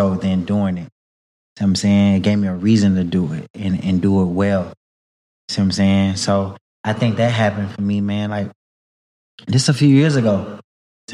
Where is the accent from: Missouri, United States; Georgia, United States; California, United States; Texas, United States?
Texas, United States; Houston; I'm from Houston, from a very historic, community in Houston called Third Ward.